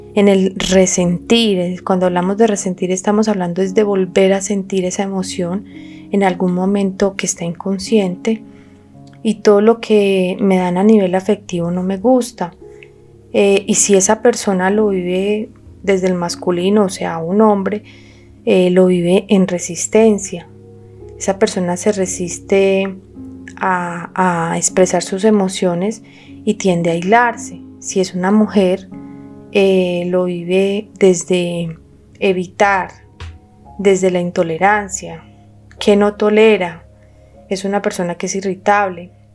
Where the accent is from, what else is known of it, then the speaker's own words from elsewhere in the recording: Colombia; somos colombianos